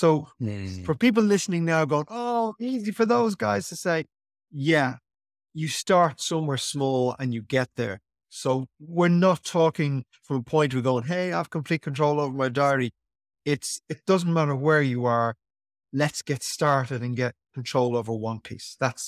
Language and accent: English; Ireland; Ireland is a great country. Obviously, I'm an Irishman, but why did they play us here?